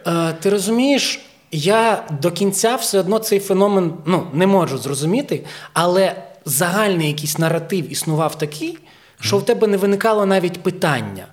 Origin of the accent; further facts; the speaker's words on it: Zhytomyr, Zhytomyr Oblast, Ukraine; first language Ukrainian; в дворі в Житомирі, я з Житомира